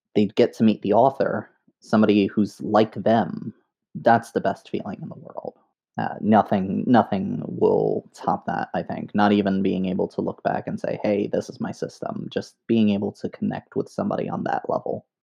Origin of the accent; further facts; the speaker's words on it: New York City, New York, United States; I grew up in the Bronx, New York